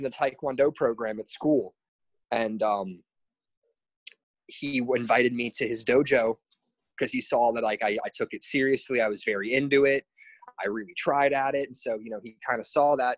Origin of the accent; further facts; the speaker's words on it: New Port Richey, Florida, United States; moved away as an adult; now in Hawaii, United States; I'm originally from the Tampa area, from a little town called Newport Richey. It's in Pasco County.